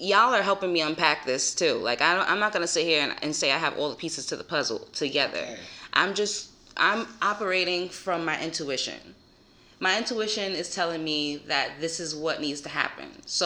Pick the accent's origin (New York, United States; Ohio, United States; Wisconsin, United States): New York, United States; New York City; also born or lived in Florida; I'm from Co-op City